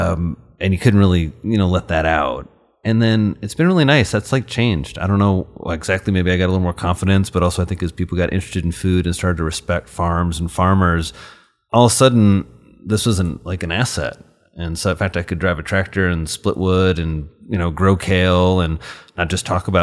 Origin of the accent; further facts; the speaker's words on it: Indiana, United States; my parents, when I was 6, moved to really, really rural Indiana. So I grew up in Crawford County